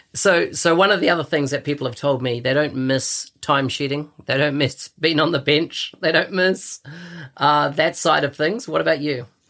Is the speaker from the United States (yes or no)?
no; New Zealand; born or raised there